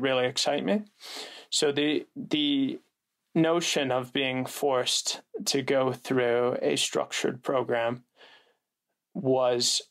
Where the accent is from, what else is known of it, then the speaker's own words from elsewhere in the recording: Calgary, Alberta, Canada; moved away as an adult; also born or lived in United States; I'm originally from Calgary, Alberta, Canada.